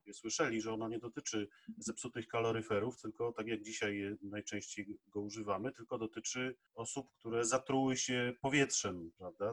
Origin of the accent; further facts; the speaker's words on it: Kraków, Lesser Poland, Poland; jako Krakus